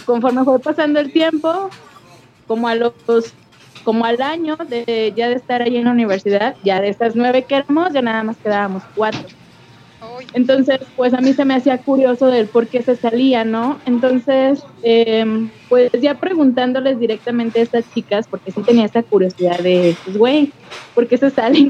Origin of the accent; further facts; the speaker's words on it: León, Guanajuato, Mexico; de aquí de León, Guanajuato.